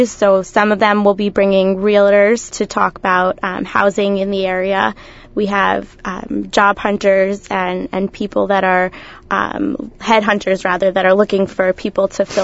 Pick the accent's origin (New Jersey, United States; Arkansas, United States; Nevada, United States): New Jersey, United States; Cherry Hill; I'm from Cherry Hill.